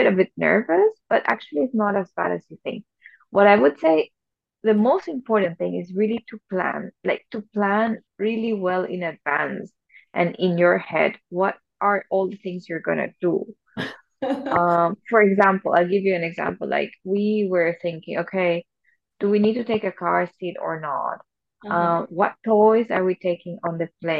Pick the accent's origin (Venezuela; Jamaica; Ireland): Venezuela; also born or lived in Germany; now in Singapore; I'm from Venezuela